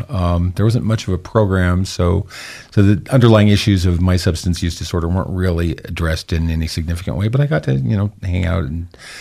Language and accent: English; Idaho Falls, Idaho, United States; also born or lived in Logan, Utah / Sweden; I was born in Idaho Falls in 1965 to very young parents. Mm-hmm. I grew up in Idaho Falls in Logan, Utah. I came from a very faithful home of, you know, all my ancestors are Mormons.